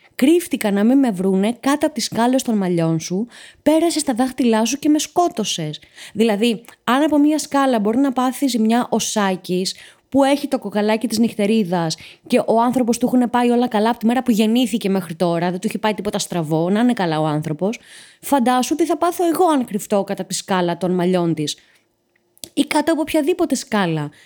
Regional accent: Patras, Western Greece, Greece; μεγάλωσα και γεννήθηκα στην Πάτρα

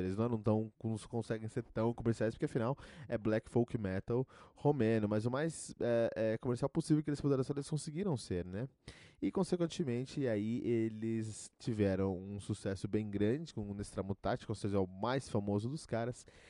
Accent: Cotia, São Paulo, Brazil; born or raised there

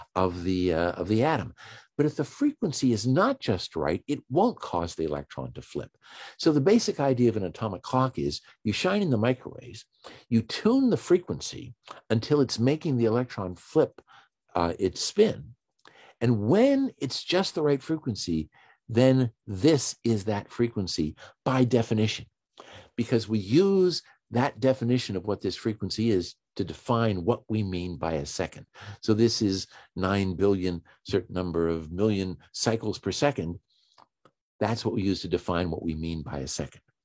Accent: Washington, District of Columbia, United States; I'm from Washington D.C. or just outside of Washington D.C.

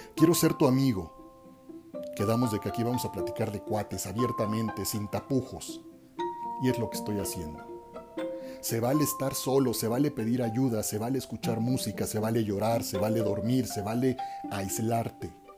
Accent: Mexico; soy un hombre mexicano

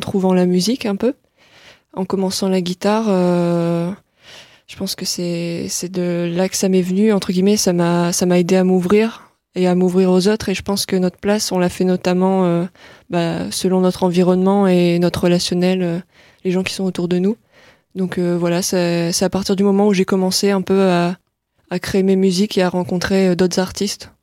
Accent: Lille, Hauts-de-France, France; also born or lived in Boulogne-sur-Mer; je suis plutôt originaire de Lille

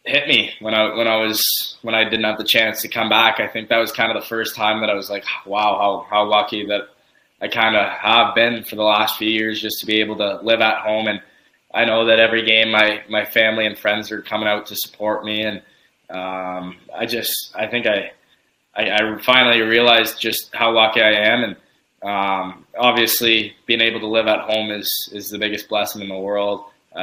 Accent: Windsor, Ontario, Canada; growing up in Windsor, obviously you hear about the OHL

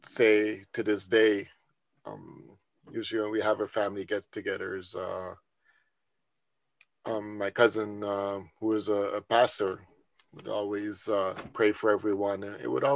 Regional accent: Netherlands; moved away; growing up in the Netherlands

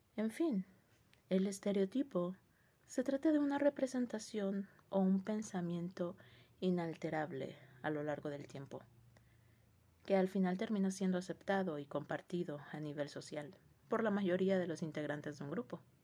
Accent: Mexico; nosotros como mexicanos, yo como mexicana

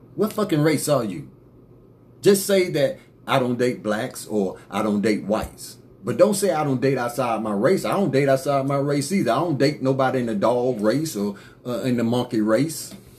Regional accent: United States; I'm from America too.

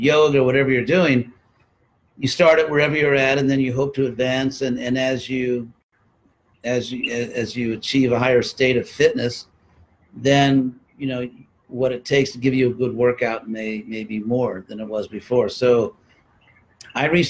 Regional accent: California, United States; also born or lived in Berkeley; I'm from California

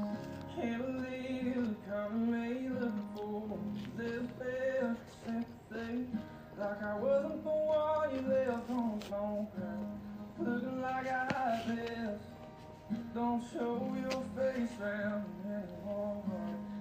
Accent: Louisa, Kentucky, United States; I'm from Kentucky, man. Just a small town. Called Louisa.

